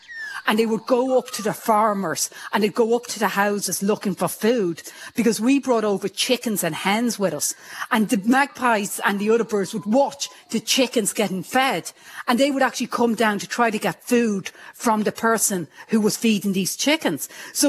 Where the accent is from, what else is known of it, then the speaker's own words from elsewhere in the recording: Ireland; now in Australia; I'm plus in Australia. I'm Irish. I'm, you know, female. I'm loud. And I'm in the sciences.